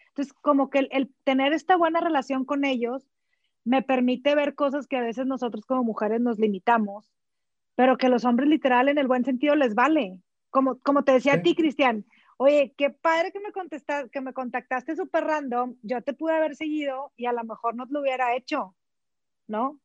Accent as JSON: {"language": "Spanish", "town": "Sabinas", "region": "Coahuila", "country": "Mexico", "tie": "born or raised there", "also_born_or_lived": "United States", "moved": "as an adult", "lives_now": "Monterrey, Mexico", "said": "soy originaria de Salinas, Coahuila. Estudié en colegio católico hasta la secundaria"}